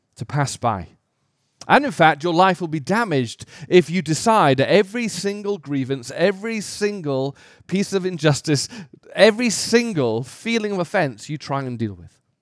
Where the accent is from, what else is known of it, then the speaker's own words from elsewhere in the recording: United Kingdom; as a British person